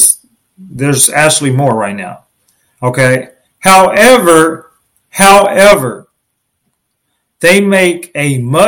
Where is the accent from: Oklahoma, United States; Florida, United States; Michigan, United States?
Oklahoma, United States; Oklahoma City; I was born in Oklahoma City, Oklahoma.